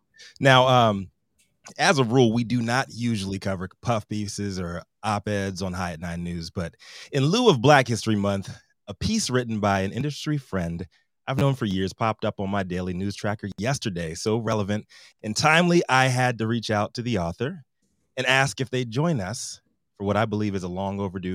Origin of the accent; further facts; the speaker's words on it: Virginia, United States; Growing up in Virginia in the 80s